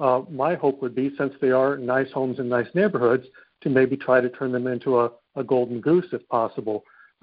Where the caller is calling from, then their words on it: Texas, United States; Central Texas.